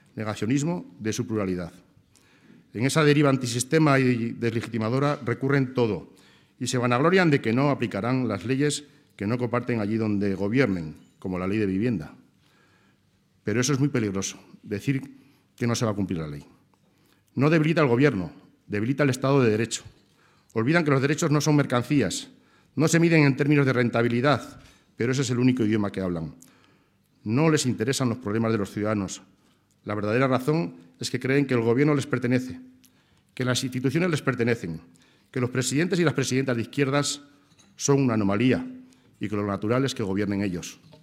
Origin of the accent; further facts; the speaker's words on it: Navarre, Spain; como navarro